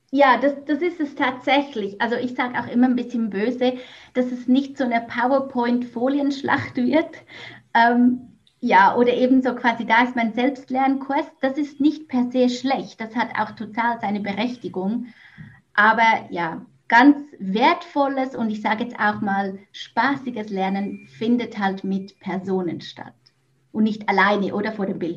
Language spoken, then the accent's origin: German; Switzerland; moved away as an adult; also born or lived in Mexico; now in Netherlands; Ja, genau … wie ihr wahrscheinlich bereits heraushören konntet, ich komme ursprünglich aus der Schweiz. Ich wohne aber seit knapp drei Jahren im Ausland Zuerst war ich in Mexiko zu Hause und jetzt wohne ich in den Niederlanden.